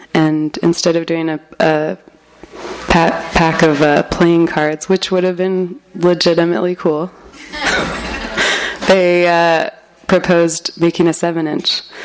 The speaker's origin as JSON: {"language": "English", "town": "Berkeley", "region": "California", "country": "United States", "said": "I'm from Berkeley"}